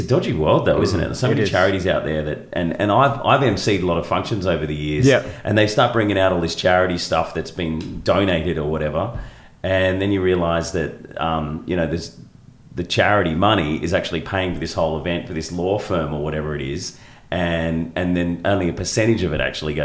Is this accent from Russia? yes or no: no; Australia; I still want to celebrate being Australian